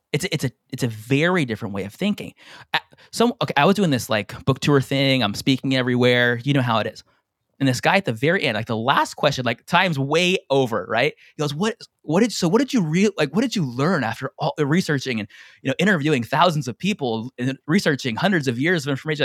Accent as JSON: {"language": "English", "town": "San Diego", "region": "California", "country": "United States", "tie": "born or raised there", "moved": "as an adult", "lives_now": "Hawaii, United States", "said": "I'm from San Diego, by the way, born and raised, I live in Hawaii now."}